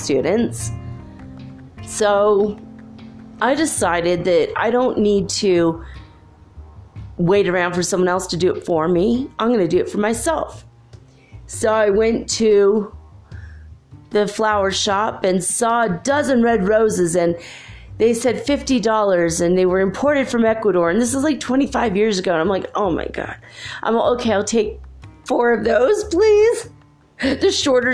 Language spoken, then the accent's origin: English; United States; I'm actually American born, but with strong Irish genes